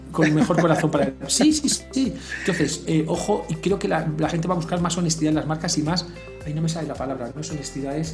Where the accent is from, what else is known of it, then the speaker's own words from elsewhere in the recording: Spain; now in Mexico; yo que vengo de España, España es un país que esto lo ha sufrido